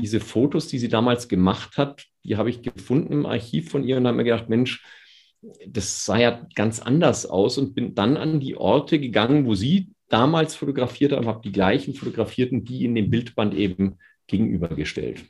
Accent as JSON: {"language": "German", "region": "Bavaria", "country": "Germany", "said": "als Bayer"}